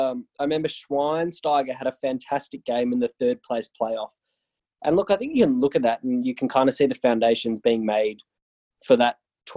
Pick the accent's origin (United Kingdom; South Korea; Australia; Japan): Australia; As an Australian